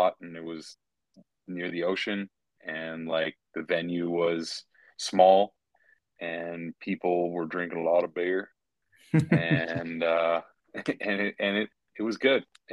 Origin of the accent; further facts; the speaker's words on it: Canada; I'm Canadian